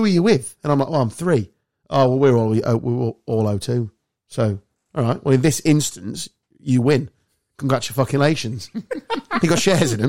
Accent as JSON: {"language": "English", "town": "Ruskington", "region": "East Midlands", "country": "United Kingdom", "tie": "born or raised there", "said": "I was from Ruskington"}